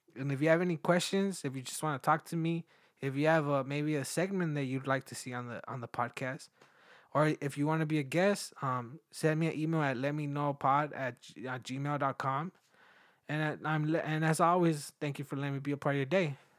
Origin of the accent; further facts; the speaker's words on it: Mexico; moved away; also born or lived in United States; I was born in the U S, but I was raised in Mexico